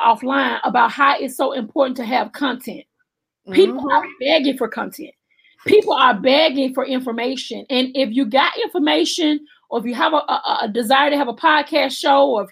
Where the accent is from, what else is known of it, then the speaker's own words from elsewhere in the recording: Alabama, United States; I'm from Alabama